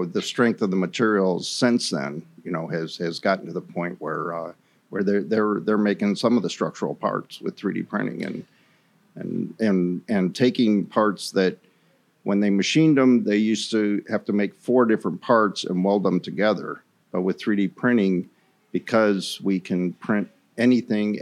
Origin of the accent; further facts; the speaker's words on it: Space Coast, Florida, United States; I grew up on the Space Coast and went to college and came back to the Space Coast